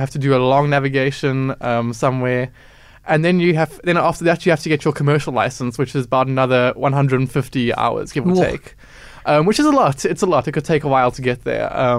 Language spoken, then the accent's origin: English; Cape Town, Western Cape, South Africa; I'm a Cape Town child. I was born in Principality, Pinelands. I live in Rondebosch.